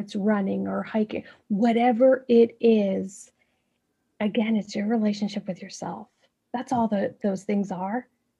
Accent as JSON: {"language": "English", "region": "New York", "country": "United States", "moved": "yes", "lives_now": "Midwest, United States", "said": "I'm originally from New York, so being here in the Midwest is very different for me. And I live in a very conservative place"}